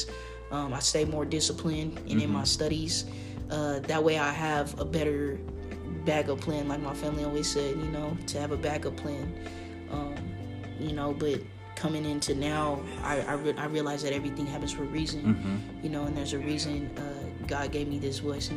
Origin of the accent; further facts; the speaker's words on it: Lakewood, Washington, United States; also born or lived in Indio, California / Tacoma, Washington / Tri-Cities, Washington; I was raised in Lakewood.